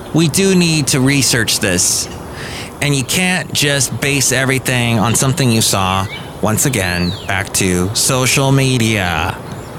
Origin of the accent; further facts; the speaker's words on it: Southern California, United States; now in Bay Area, United States; I grew up in Southern California and we call our freeways the 405, the 5.